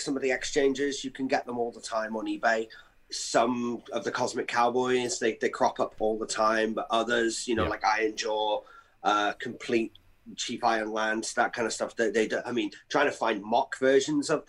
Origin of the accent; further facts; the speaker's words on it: Wrexham, Wales, United Kingdom; I'm from a little town on the border with England called Wrexham, and I've kind of lived here all my life